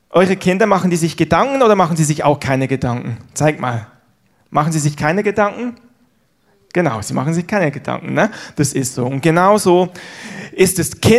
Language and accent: German; Switzerland; Ihr wisst ja vielleicht, ich bin in der Schweiz groß geworden, habe aber einen deutschen Papa, einen deutschen Opa. Insofern habe ich beide Nationalitäten in meiner Brust, wie man so sagt.